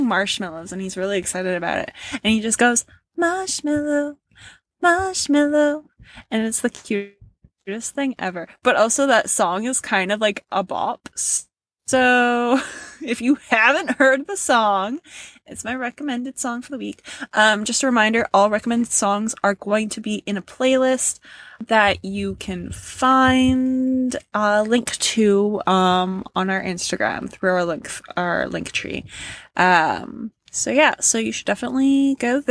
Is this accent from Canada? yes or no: yes; Canada; we're Canadian